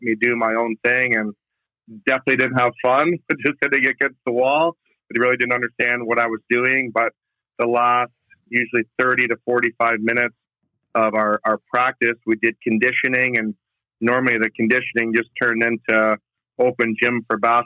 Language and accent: English; Lansing, Michigan, United States; now in Florida, United States; I'm from Lansing, Michigan.